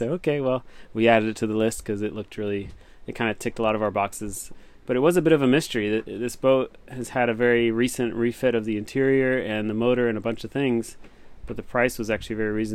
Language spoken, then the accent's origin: English; Los Angeles, California, United States; moved away as an adult; now in Japan; I'm from Los Angeles.